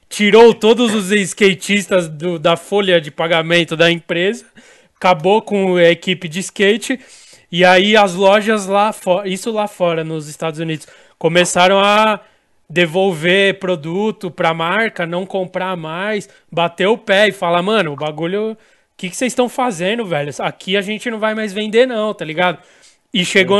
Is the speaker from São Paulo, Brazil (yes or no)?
yes; São Paulo, Brazil; a gente é de São Paulo